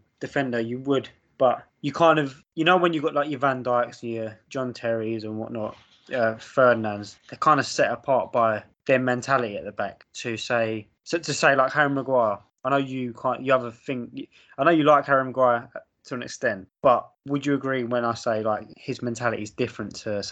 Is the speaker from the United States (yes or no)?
no; England, United Kingdom; we're from England. We watched the Prem growing up.